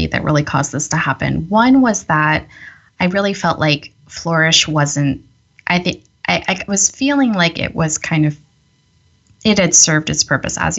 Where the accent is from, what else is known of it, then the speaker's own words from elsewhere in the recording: Northern California, United States; also born or lived in Michigan / San Jose; I grew up in Northern California in this, so first in San Jose, which is a large city, about like an hour from San Francisco